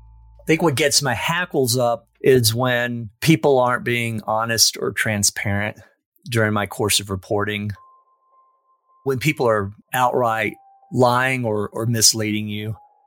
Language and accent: English; North Carolina, United States; also born or lived in Louisiana / Dallas; now in Aspen, United States; I grew up in North Carolina and Louisiana, but I moved to Aspen from Dallas, where I was working at the Dallas Business Journal.